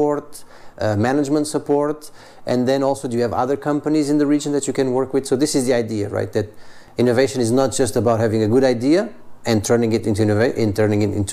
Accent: Portugal; I'm originally from Portugal

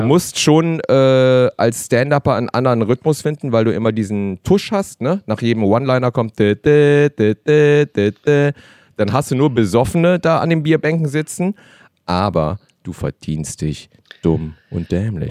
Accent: Cologne, North Rhine-Westphalia, Germany; Meine Kultur ist natürlich auch die Kölsche

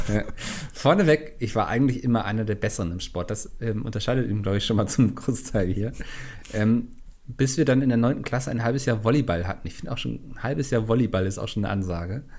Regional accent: Northern Germany, Germany; ich als Norddeutscher

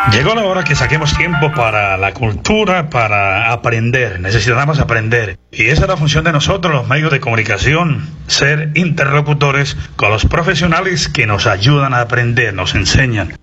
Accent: Santander, Colombia; me siento orgulloso como santandereano

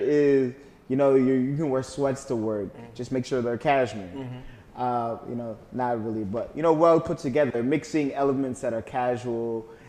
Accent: Kenya; born there; Yeah, so I was born in Kenya, Africa, believe it or not.

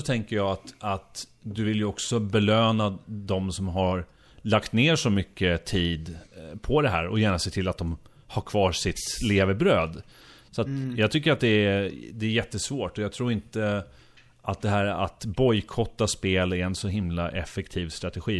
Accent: Sweden; som äkta svensk

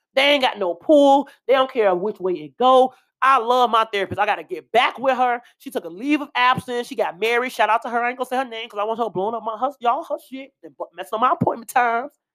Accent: Chicago, Illinois, United States; I'm from Chicago.

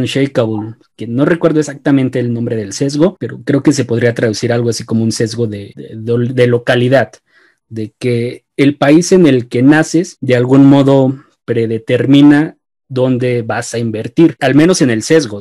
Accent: Mexico; como mexicanos

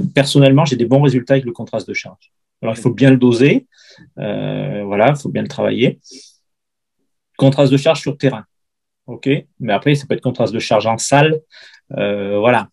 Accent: Lamastre, Auvergne-Rhône-Alpes, France; j'ai fait toutes les catégories, euh, de débutants, jusqu'à vétéran dans mon petit club de la Mastre

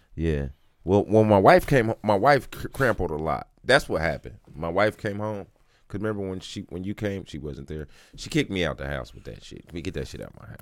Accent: Kansas City, Missouri, United States; I'm from the other side of Brush Creek

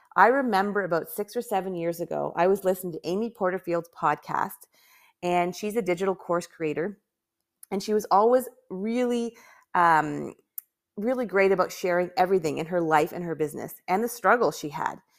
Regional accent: Canada; I'm from Canada

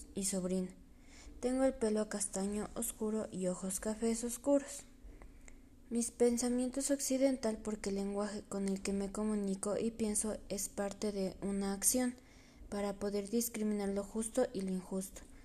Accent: Ecuador; soy una mujer ecuatoriana

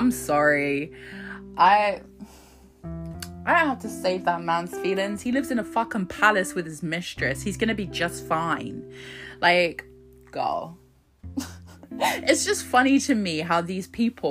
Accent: Croydon, London, United Kingdom; I was born in Croydon. So it's just up the road

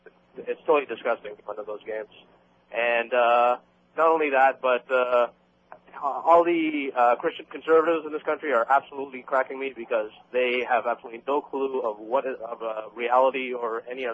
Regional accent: Toronto, Ontario, Canada; moved away as an adult; now in Lake Worth, United States; I'm originally from Toronto. I've been down here for about 7 years.

